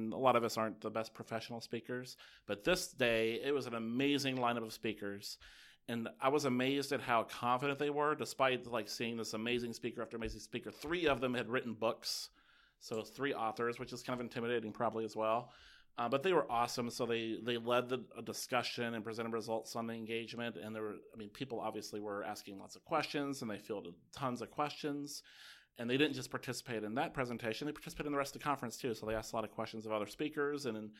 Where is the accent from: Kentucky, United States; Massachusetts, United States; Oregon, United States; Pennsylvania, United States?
Kentucky, United States; I'm from Kentucky.